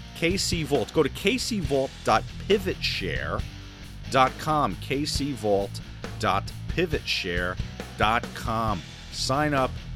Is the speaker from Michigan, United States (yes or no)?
no; New Jersey, United States; also born or lived in Florida; I'm from New Jersey